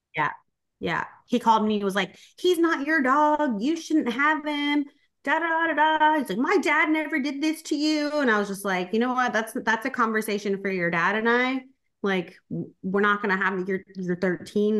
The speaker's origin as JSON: {"language": "English", "town": "Corpus Christi", "region": "Texas", "country": "United States", "tie": "born or raised there", "moved": "as an adult", "said": "I was born in Corpus Christi, Texas"}